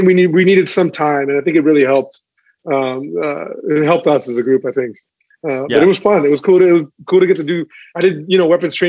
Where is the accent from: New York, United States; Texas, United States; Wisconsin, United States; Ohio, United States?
Texas, United States; I still have a lot of my family in the Valley, family throughout Texas, and to get a little love from my home state is always it's very meaningful.